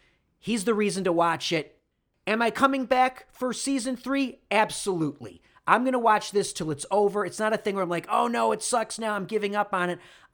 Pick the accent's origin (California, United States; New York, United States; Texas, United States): New York, United States; Rochester; Rochester, New York, has never been there. Because it was the middle of nowhere, and it's a city. It's my hometown.